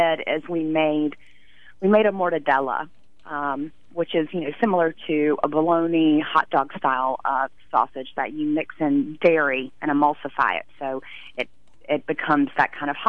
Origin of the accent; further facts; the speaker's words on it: North Carolina, United States; my childhood growing up in North Carolina